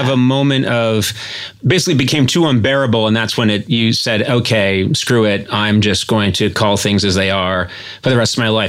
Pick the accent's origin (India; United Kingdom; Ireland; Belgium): Ireland; I'm an Irish guy who can't do an Irish accent.